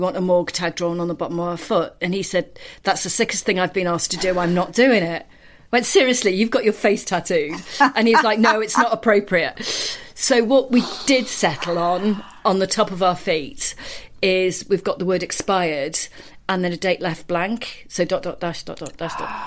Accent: Cardiff, Wales, United Kingdom; I grew up in Cardiff, where sports people are kind of cherished

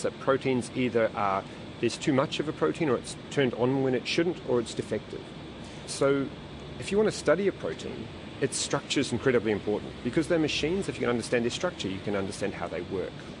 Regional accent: New Zealand; moved away as an adult; also born or lived in Auckland; now in Melbourne, Australia; I'm a Kiwi, I love New Zealand

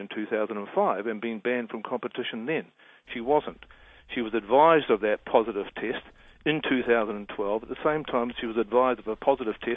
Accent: New Zealand; Being a New Zealander

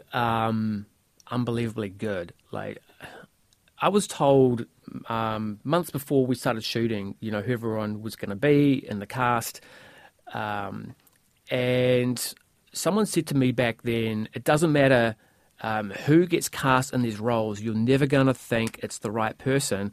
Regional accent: New Zealand; I'm from New Zealand

